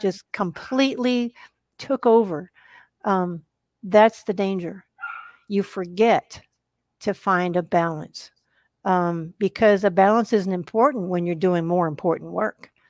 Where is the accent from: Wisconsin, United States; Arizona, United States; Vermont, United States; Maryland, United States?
Wisconsin, United States; also born or lived in Arkansas / Massachusetts / New Jersey / Colorado; now in Texas, United States; live in Texas. and I grew up in Wisconsin